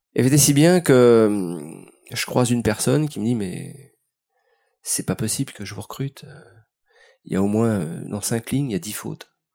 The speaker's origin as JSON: {"language": "French", "town": "Paris", "region": "Île-de-France", "country": "France", "tie": "born or raised there", "said": "né dans les années 60. Euh, dans le quartier de Belleville et de Montant"}